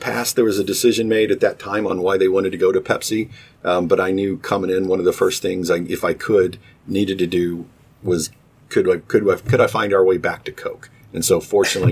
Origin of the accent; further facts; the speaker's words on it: Knoxville, Tennessee, United States; moved away as an adult; now in Cincinnati, United States; I was born and raised in Knoxville, Tennessee, and then my job took me moving around